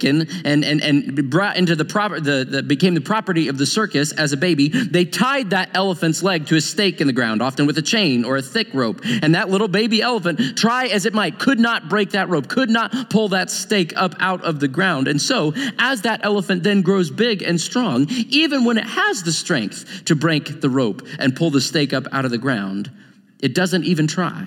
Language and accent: English; Joplin, Missouri, United States; moved away; my hometown